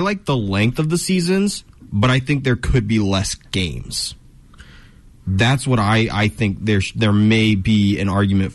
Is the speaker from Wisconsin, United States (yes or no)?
no; Barberton, Ohio, United States; I love Barberton. That's my hometown.